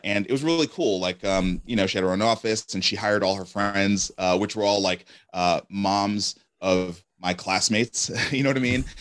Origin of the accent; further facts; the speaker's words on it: New York City, New York, United States; moved away as an adult; now in Nashville, United States; I grew up in Brooklyn, New York